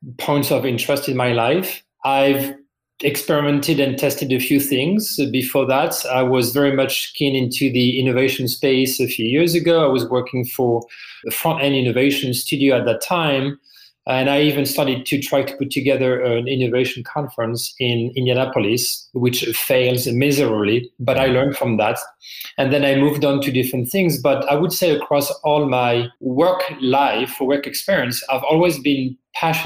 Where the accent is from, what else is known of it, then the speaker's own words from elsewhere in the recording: France; English is a second language; moved away as an adult; now in United States; As you can probably hear from my accent, I'm originally from France. I've been in the US for 18 years.